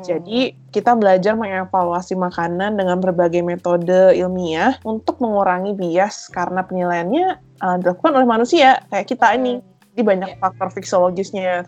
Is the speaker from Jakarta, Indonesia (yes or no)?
no; North Sumatra, Indonesia; Gua kan dari Sumatera Utara